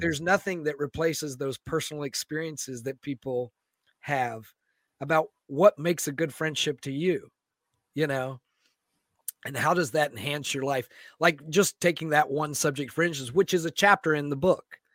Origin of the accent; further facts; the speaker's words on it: Florida, United States; moved away as an adult; now in Seattle, United States; growing up in Florida